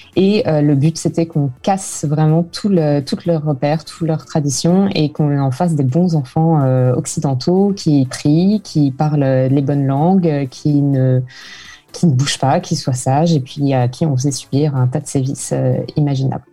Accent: France; now in Vancouver, Canada; en tant que Français

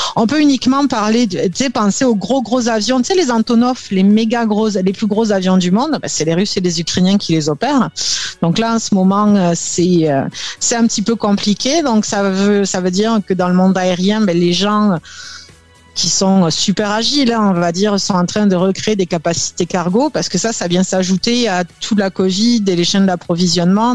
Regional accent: south of France, France; moved away as an adult; now in Montreal, Canada; je suis originaire du sud de la France

